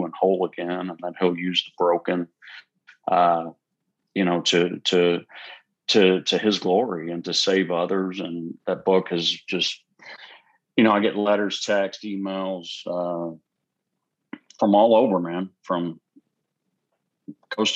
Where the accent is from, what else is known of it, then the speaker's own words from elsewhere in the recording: Houston, Texas, United States; also born or lived in Huntsville, Texas; we're from the Houston area